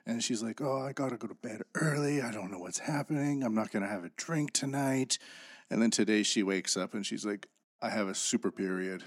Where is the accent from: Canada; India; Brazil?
Canada; I'm from Canada, and I grew up in the, in the sticks